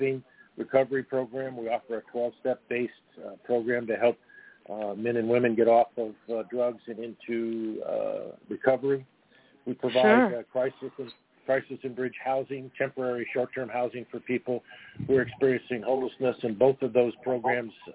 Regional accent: Los Angeles, California, United States; I was born and raised in Venice, California

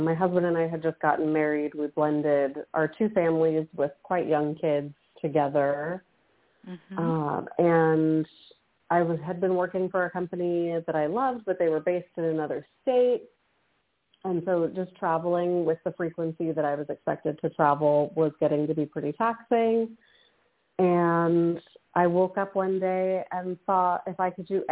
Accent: Southern California, United States; I am born and raised in Southern California

